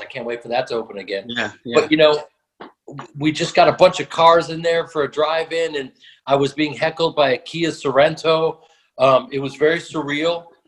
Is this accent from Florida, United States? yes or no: no; Chicago, Illinois, United States; also born or lived in New York; I was born in New York, but I grew up in Chicago